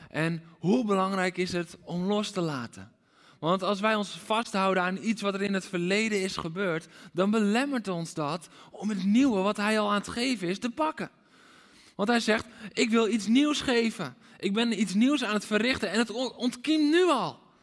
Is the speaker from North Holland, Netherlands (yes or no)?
yes; Aalsmeer, North Holland, Netherlands; Ik ben opgegroeid in Aalsmeer.